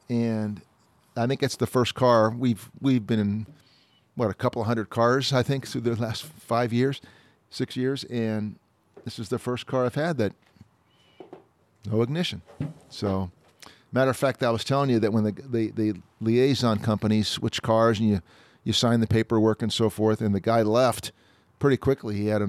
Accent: New Jersey, United States; born there; I was born in New Jersey, so New Jersey's property tax rate is the highest in the country.

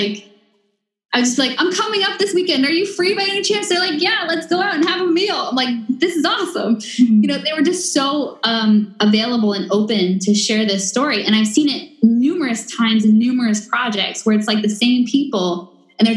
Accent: East Coast, United States; moved away as an adult; also born or lived in Boston; now in Los Angeles, United States; So I'm from the East Coast, right? And my water came from my backyard, basically a well in my backyard. I grew up on well water.

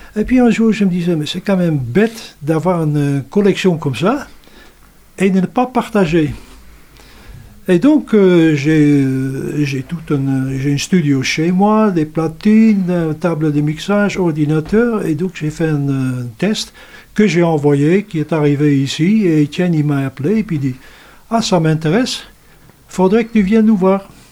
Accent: Netherlands; moved away as an adult; now in Saint-Barthélemy-d'Anjou, France; je viens des Pays-Bas

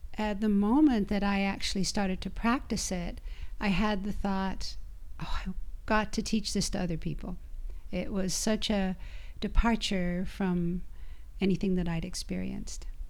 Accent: Idaho, United States; also born or lived in Utah; I'm from Idaho.

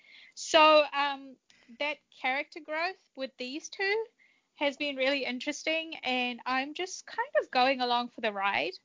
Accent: Fiji; moved away; also born or lived in Japan; I was born in Fiji, which is, you know, multicultural.

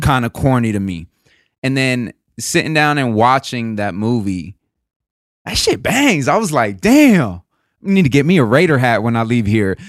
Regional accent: the South, United States; moved away; also born or lived in East Coast; I grew up in the South

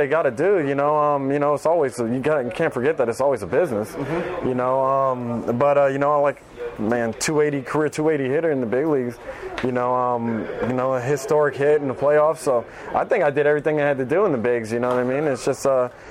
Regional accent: United States; moved away as an adult; now in Japan; being American

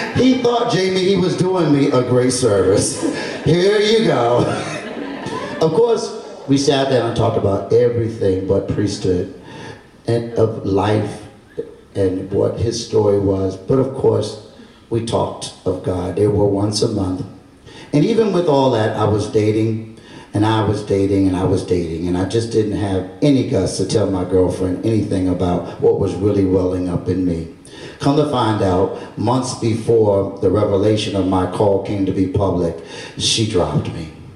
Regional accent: Baltimore, Maryland, United States; born or raised there; moved away as an adult; also born or lived in New Orleans

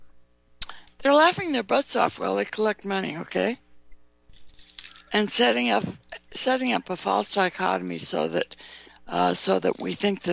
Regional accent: California, United States; I grew up in California

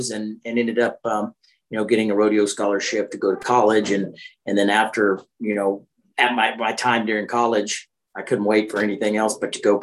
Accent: Arlington, Texas, United States; I went to Arlington High, had a high school rodeo team

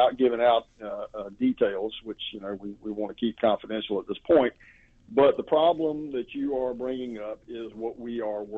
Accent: South Carolina, United States; my home state, South Carolina

